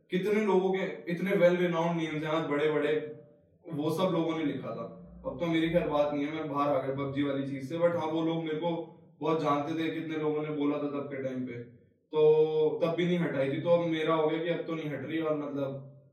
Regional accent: Delhi, India; मैं आता हूँ दिल्ली के उस तबके से जहाँ पे जिसको ईस्ट दिल्ली बोलते हैं

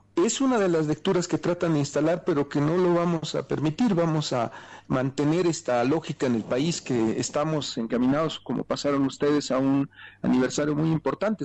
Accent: Bolivia

